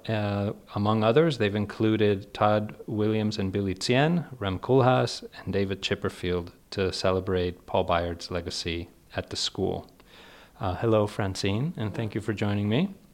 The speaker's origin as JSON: {"language": "English", "country": "Spain", "tie": "born or raised there", "moved": "yes", "said": "I grew up in Spain"}